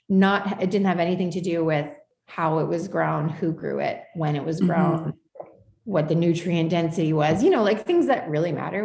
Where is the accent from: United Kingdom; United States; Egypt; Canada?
Canada; Calgary, Alberta; moved away as an adult; now in Vancouver, Canada; I grew up in Calgary with deep roots in Saskatchewan.